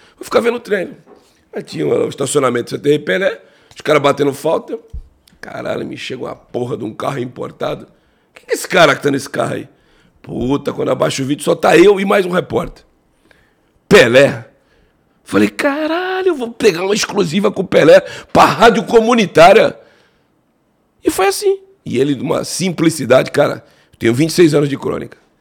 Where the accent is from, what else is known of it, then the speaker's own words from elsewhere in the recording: Cubatão, São Paulo, Brazil; como eu sou da Baixada Santista, eu morava em Cubatão, Jardim Casqueiro, Cubatão